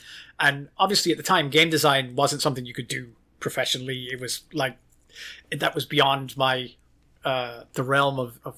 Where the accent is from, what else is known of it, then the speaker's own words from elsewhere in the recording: Ireland; also born or lived in United Kingdom / Norway; I lived in Ireland. I grew up in Ireland. I moved back to London in the UK for college.